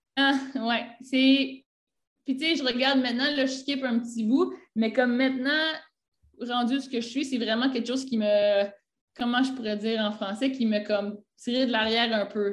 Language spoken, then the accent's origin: French; Quebec, Canada; moved away as an adult; now in Naples, Italy; je viens du Canada, ben, à Québec, euh, au Québec